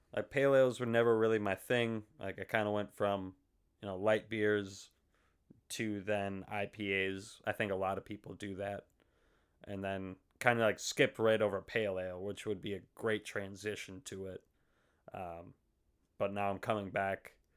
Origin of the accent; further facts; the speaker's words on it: Faribault, Minnesota, United States; also born or lived in Fargo; hometown of Faribault